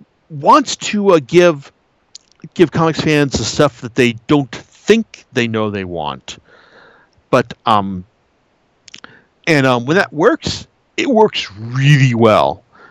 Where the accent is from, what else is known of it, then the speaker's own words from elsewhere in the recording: San Francisco, California, United States; Why, yes, I am from San Francisco.